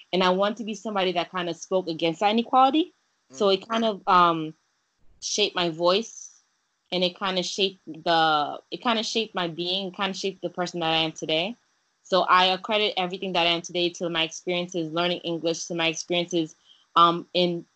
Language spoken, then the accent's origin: English; New York City, New York, United States; English is a second language; also born or lived in Haiti; since I was growing up in New York City